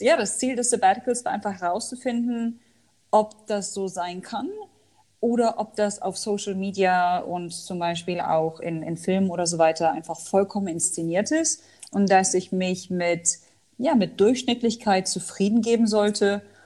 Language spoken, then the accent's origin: German; Hanover, Lower Saxony, Germany; moved away as an adult; also born or lived in Al Ain, United Arab Emirates / Dubai, United Arab Emirates; Also ich komme ursprünglich aus Hannover, habe dort auch Sozialwissenschaften studiert